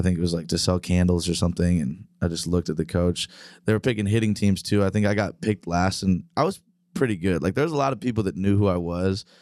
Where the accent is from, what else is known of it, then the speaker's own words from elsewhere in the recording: Terre Haute, Indiana, United States; now in Nashville, United States; I grew up up in the Midwest, up in Indiana